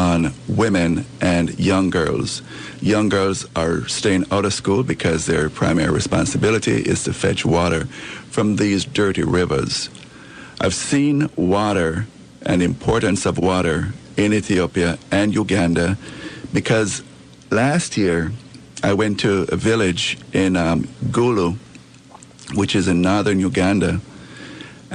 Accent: Jamaica; moved away; I'm from Jamaica. I came here in 1972

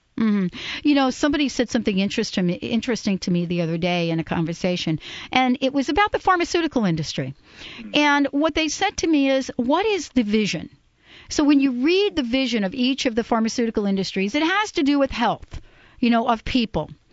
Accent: New York, United States; New York, my place, my hometown

